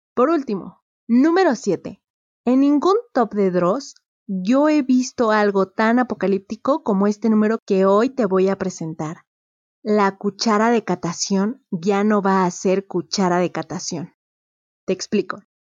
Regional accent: Mexico; Yo soy de México

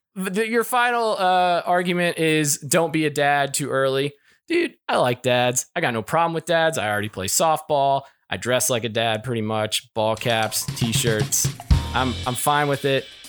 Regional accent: Kentucky, United States; moved away; I'm from Kentucky, and I lived very close to the Corvette Museum growing up

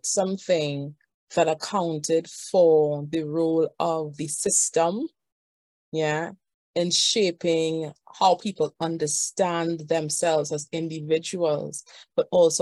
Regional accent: Trinidad & Tobago; I am from Trinidad and Tobago

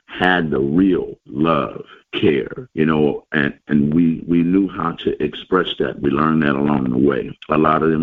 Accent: Oakland, California, United States; I'm from the Bay Area, Oakland, California

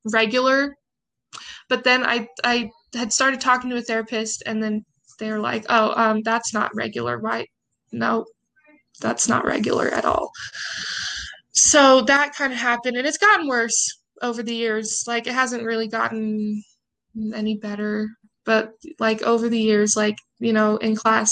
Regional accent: Provo, Utah, United States; also born or lived in Salt Lake City, Utah; I grew up in Provo. I moved to Salt Lake when I was 13

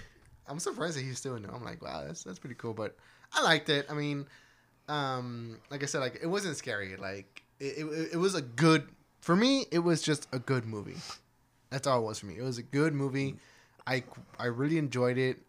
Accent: Texas, United States; we're from Texas

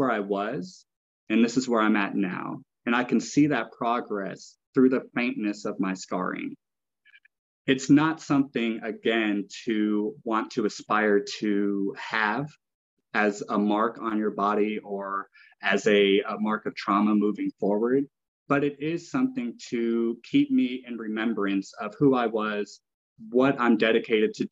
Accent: Arkansas, United States; now in Oregon, United States; I grew up in Arkansas. I am a country boy at heart, even though I love living in the cities.

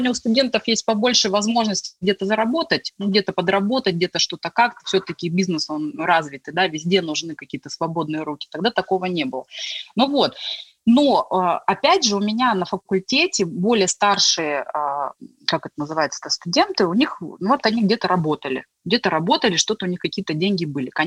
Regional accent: Tomsk, Tomsk Oblast, Russia; also born or lived in Gorno-Altaysk; Вообще, потому что я приехала из Томска, из Горно-Алтайска, у меня была особая там финансовая там ситуация, допустим.

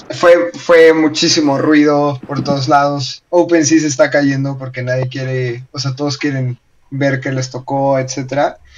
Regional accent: Mexico; now in Colombia; si son mexicanos como yo

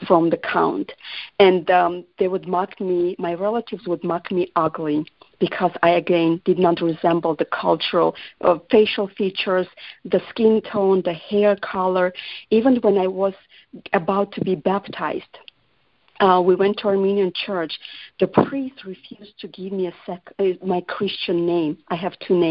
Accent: Georgia; English is a second language; now in United States; I was born in Georgia and that's my fatherland, America is my home.

